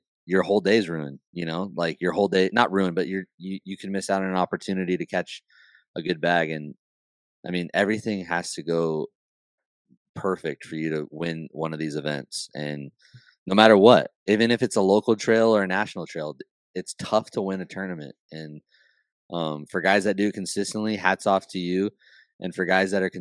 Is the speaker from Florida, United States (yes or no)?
no; California, United States; I'm from California